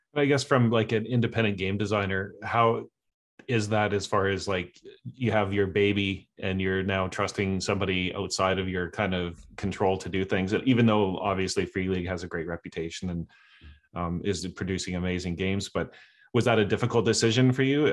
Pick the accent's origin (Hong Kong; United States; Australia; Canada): Canada; I'm from Canada